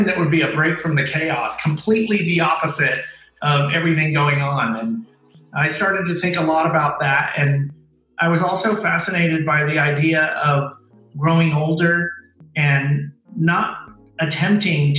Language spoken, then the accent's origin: English; Oakland, California, United States; I am 100% Mexican, but I was born in Oakland, California